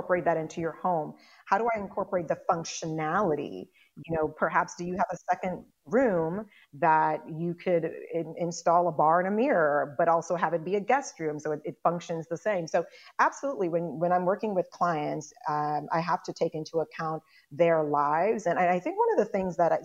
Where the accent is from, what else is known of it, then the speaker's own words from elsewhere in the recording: Chicago, Illinois, United States; also born or lived in Guyana; I was not born in Chicago. I was born in Guyana, and we moved to Chicago when I was 6 years old.